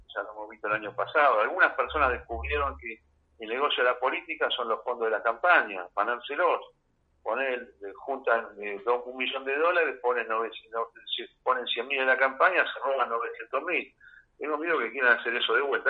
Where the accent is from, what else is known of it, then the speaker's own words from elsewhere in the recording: Argentina; yo soy de Argentina, viajo mucho, pero soy acá y no me voy nunca